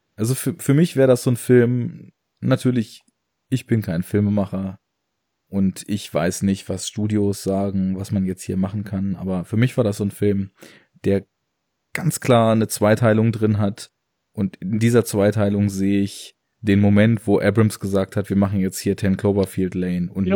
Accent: Braunschweig, Lower Saxony, Germany; ich komme ja aus Braunschweig

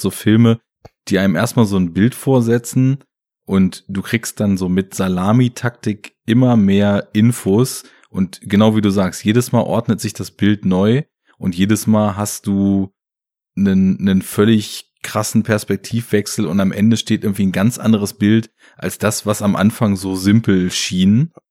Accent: Germany; bei uns in Deutschland

